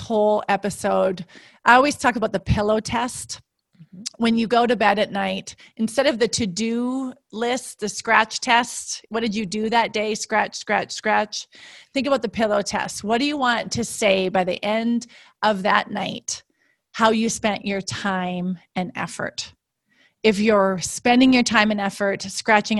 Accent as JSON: {"language": "English", "region": "Midwest", "country": "United States", "said": "I'm from the Midwest and the US, and my father would never say how many head of cattle he had"}